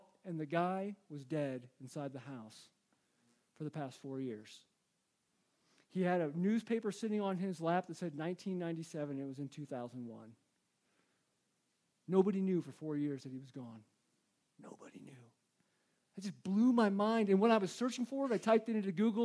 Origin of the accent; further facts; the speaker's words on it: United States; I'm an American